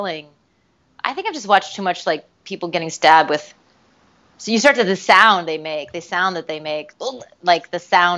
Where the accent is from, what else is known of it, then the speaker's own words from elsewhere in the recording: Michigan, United States; also born or lived in New York; now in Los Angeles, United States; I'm originally from Michigan, and I lived in New York for a long time, and I'm now out in L.A.